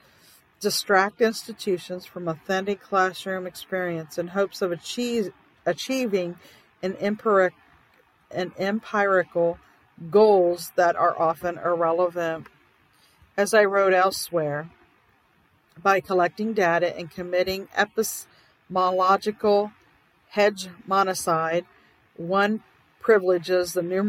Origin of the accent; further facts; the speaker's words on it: South Dakota, United States; in my home state of South Dakota